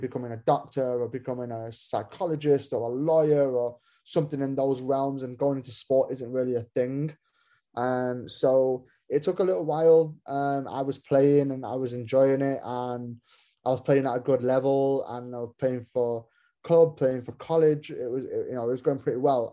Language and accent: English; Manchester, North West England, United Kingdom; moved away as an adult; also born or lived in Kansas City, United States; now in Bloomington, United States; I was born in Manchester, uh, in England